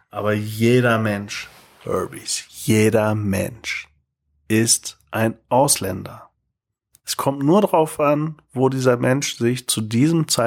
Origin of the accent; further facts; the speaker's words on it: Hamburg, Germany; nee, das mache ich nicht doppel bin Hamburger.